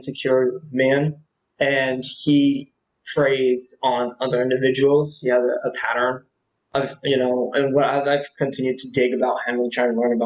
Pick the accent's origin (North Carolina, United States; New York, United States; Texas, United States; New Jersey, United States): New Jersey, United States; Atlantic City area; also born or lived in Vineland, New Jersey / Ventnor, New Jersey; I was born in Jersey, South Jersey, in a little country area called Vineland. I basically lived there until I was about three